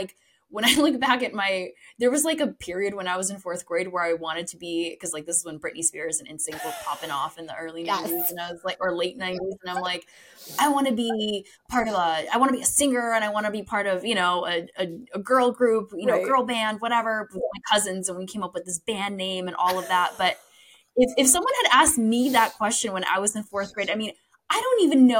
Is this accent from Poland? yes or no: yes; Poland; born there; You know, I was born in Poland, very immigrant traditional upbringing.